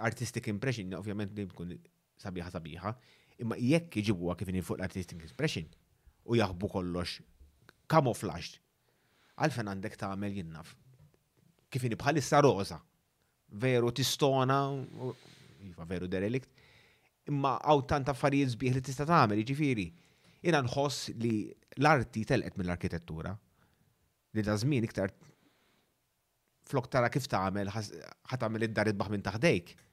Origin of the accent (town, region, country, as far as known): Malta